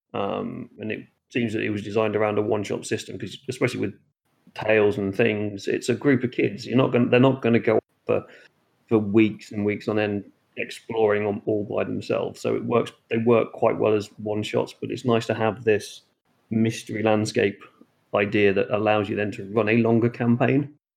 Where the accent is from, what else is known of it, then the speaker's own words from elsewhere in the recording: Norfolk Broads, East of England, United Kingdom; I grew up around the Norfolk Broads